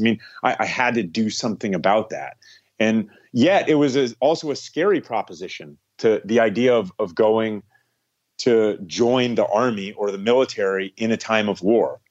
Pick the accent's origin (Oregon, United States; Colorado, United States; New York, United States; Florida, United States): Florida, United States; also born or lived in Ohio / Gainesville, Florida; Moved with my mom down to Florida